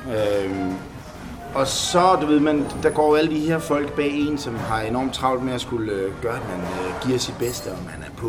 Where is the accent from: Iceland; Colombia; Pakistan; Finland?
Finland; Jeg er fra Finland.